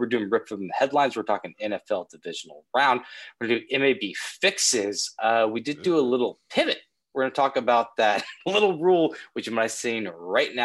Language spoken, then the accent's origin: English; Kansas, United States; moved away as an adult; now in New York, United States; I grew up in Kansas.